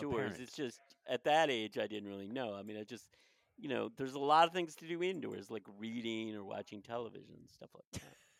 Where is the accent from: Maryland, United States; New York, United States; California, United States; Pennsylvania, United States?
Maryland, United States; Wheaton; Just around here in Wheaton, which is the next like little area over from Silver Spring.